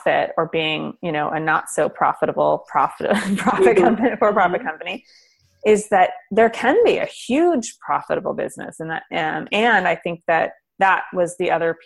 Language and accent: English; Berkeley, California, United States; I grew up in Berkeley